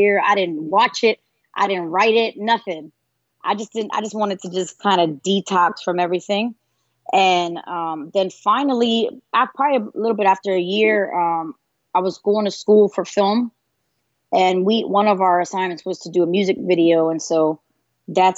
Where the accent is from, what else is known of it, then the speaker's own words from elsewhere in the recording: Pennsylvania, United States; I was born, I'm from Pennsylvania. Born and raised up north